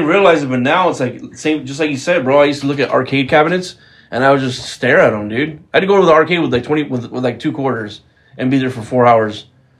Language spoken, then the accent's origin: English; Buena Park, California, United States; I grew up in Buena Park, like in Orange, like in North Orange County, bordering LA. So, but we, you know, it was a nice neighborhood.